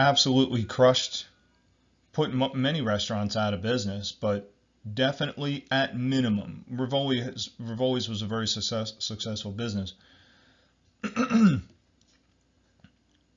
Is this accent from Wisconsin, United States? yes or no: no; New Jersey, United States; I'm from New Jersey.